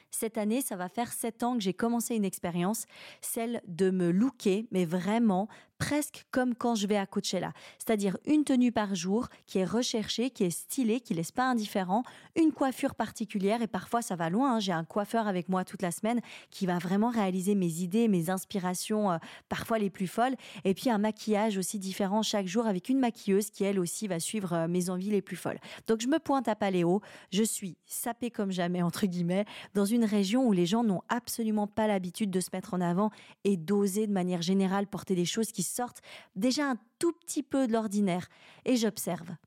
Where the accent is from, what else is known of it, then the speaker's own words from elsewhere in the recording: Romandie, Switzerland; c'est en quelque sorte une métaphore d'une situation réelle de ce qui est de ce qui est chez moi en Romandie, de ce qui existe.